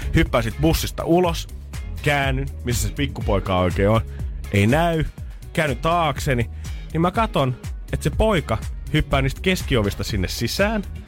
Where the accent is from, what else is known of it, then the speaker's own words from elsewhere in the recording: Helsinki, Uusimaa, Finland; mä oon stadilaisena